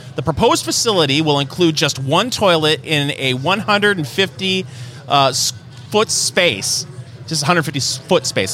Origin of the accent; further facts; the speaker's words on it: Michigan, United States; now in Indiana, United States; growing up in Michigan